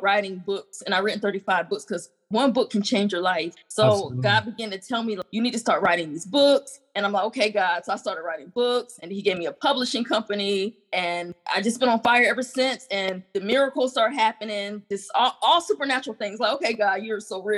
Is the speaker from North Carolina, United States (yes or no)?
yes; North Carolina, United States; moved away; also born or lived in Colorado Springs; I'm from North Carolina, but I was in Colorado Springs